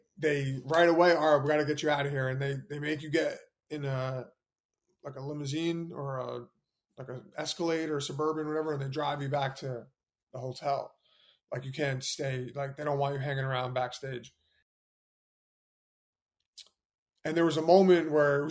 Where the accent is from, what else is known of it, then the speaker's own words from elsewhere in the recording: New York City, New York, United States; I was born in Manhattan